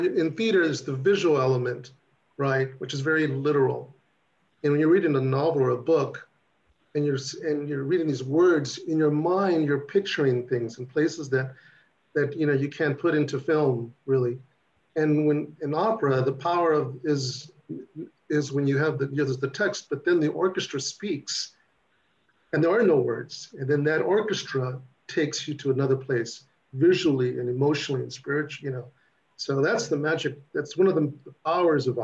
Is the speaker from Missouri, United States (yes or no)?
no; California, United States; I'm Chicano, I'm from California